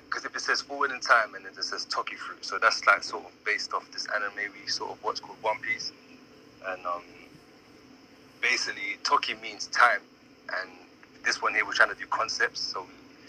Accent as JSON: {"language": "English", "region": "London", "country": "United Kingdom", "tie": "born or raised there", "said": "being the first generations in London"}